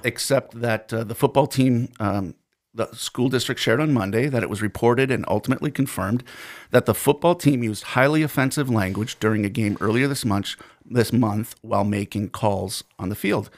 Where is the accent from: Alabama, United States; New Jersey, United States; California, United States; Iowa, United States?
New Jersey, United States; accent: New Jersey; now in Fergus Falls, United States; my New Jersey accent